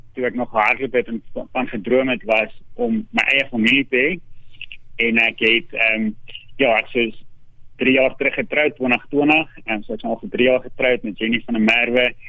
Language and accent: Afrikaans; Virginia, Free State, South Africa; ek is gebore in Virginia in die Vrystaat